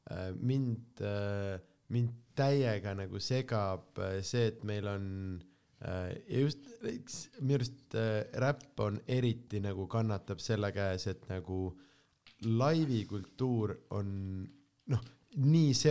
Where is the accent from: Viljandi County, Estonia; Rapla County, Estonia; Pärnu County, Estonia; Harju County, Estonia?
Pärnu County, Estonia; Pärnu; sest ma olen äh, ka väikest viisi Pärnu poiss tegelikult.